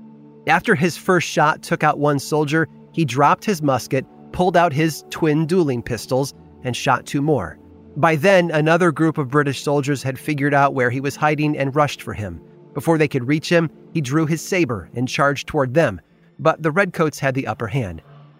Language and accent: English; near Pontiac and Ottawa, Illinois, United States; born or raised there